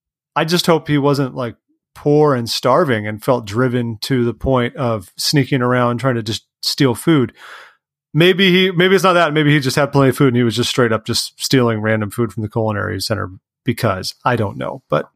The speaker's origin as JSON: {"language": "English", "region": "California", "country": "United States", "said": "I'm from California."}